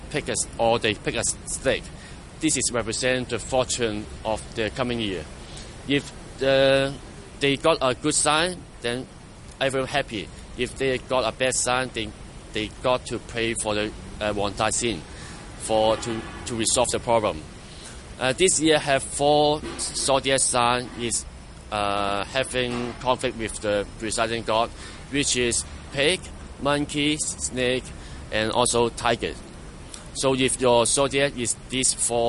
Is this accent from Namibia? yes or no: no; Causeway Bay, Hong Kong Island, Hong Kong; I grew up in Hong Kong Island